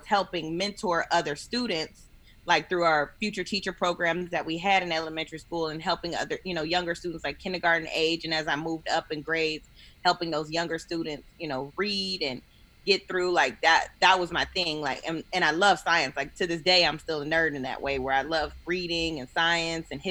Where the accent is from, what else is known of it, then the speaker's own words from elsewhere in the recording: Detroit, Michigan, United States; also born or lived in Germany; I grew up in Detroit, East Side, 7 Mile